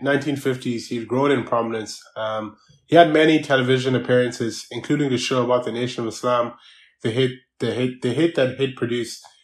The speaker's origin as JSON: {"language": "English", "country": "Ireland", "tie": "born or raised there", "said": "I needed to navigate myself here in Ireland as a migrant"}